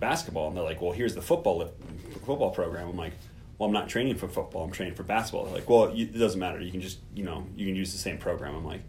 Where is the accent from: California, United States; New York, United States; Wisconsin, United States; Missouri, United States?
Missouri, United States; I grew up in Missouri